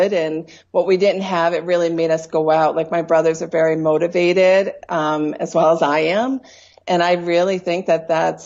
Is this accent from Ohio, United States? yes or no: no; Troy, New York, United States; moved away as an adult; now in Colorado, United States; I was born and raised in Troy, New York